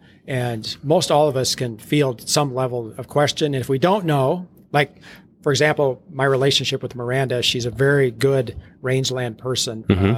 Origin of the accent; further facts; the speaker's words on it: Hazen, North Dakota, United States; growing up in the Hazen area and ranching there, I'm right in kind of the heart of coal country.